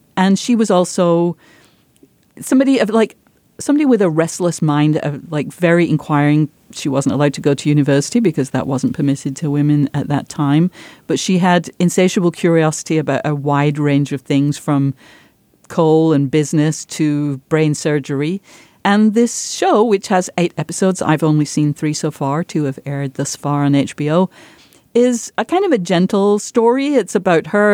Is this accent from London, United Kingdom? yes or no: no; Yorkshire and the Humber, United Kingdom; moved away as an adult; where I grew up, my village once had the most productive pit in Europe